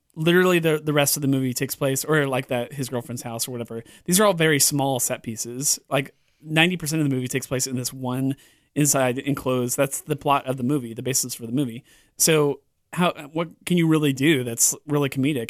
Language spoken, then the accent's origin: English; California, United States; moved away; I grew up in California on the, the West Coast